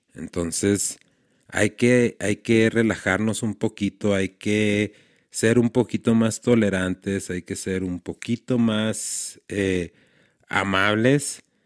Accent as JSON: {"language": "Spanish", "town": "Ciudad Juárez", "region": "Chihuahua", "country": "Mexico", "tie": "born or raised there", "said": "somos de Juárez"}